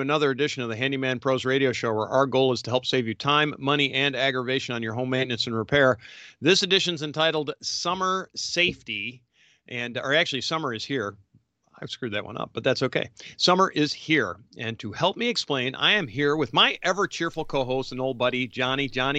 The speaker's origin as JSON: {"language": "English", "region": "New York", "country": "United States", "tie": "born or raised there", "said": "growing up outside of Rochester, I remember looking at Chicago going, man, like mostly in the wintertime"}